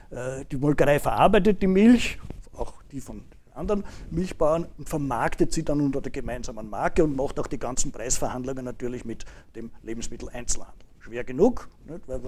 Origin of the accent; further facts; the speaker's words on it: Vienna, Austria; Persönlich, äh, ich bin äh, Wiener, fühle mich auch sehr wohl in Wien.